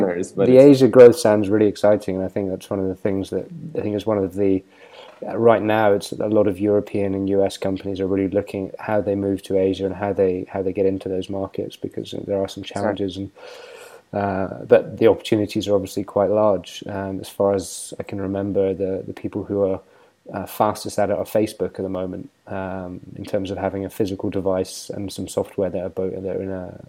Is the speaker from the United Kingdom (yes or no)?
yes; United Kingdom; as a British person